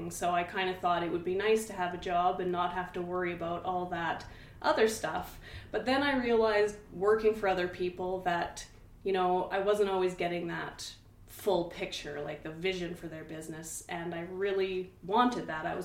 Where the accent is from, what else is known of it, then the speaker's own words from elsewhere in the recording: Hinton, Alberta, Canada; And luckily, you know, we're from Hinton, so we know lots of people he worked in the oil field